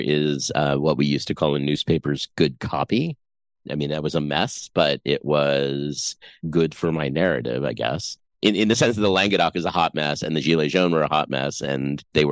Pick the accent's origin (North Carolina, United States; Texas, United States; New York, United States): New York, United States; I grew up in New York